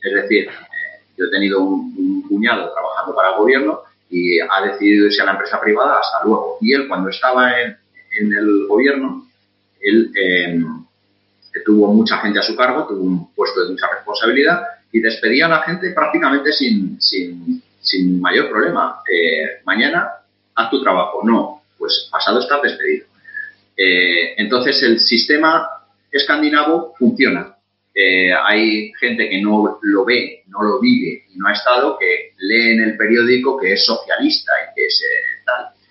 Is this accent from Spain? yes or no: yes; Spain; moved away as an adult; now in Qatar; como español y muy español eh, que soy, y muy orgulloso de ser español